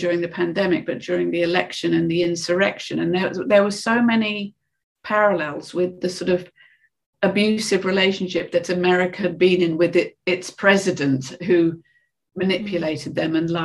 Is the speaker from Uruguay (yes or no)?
no; United Kingdom; being British